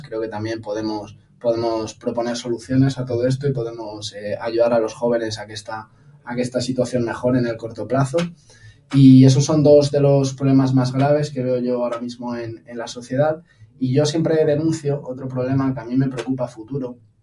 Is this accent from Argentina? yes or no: no; Las Rozas, Community of Madrid, Spain; also born or lived in United States; me afilié a unas generaciones en Las Rozas para estar en mi pueblo